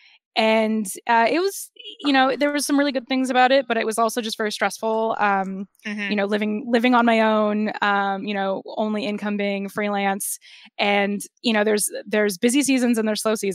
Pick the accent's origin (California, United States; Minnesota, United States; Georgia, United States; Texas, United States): California, United States; Los Angeles; also born or lived in Lincoln Heights, Los Angeles; I was born and raised in the San Fernando Valley